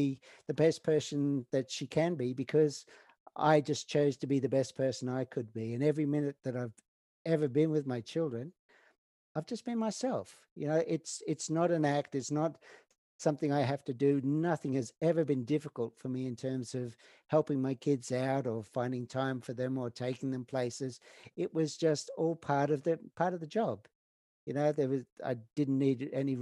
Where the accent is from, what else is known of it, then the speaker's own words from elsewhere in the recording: Snowy Mountains, Cooma/Jindabyne, New South Wales, Australia; moved away as an adult; now in Canada; my kind of hometown back in Australia on the Cooma Jindabyne side. Yes, because I grew up in the Snowy Mountains